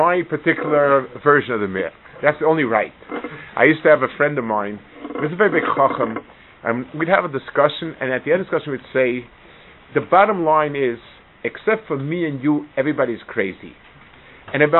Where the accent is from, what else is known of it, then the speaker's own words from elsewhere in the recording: United States; I grew up in America when it was on the way down.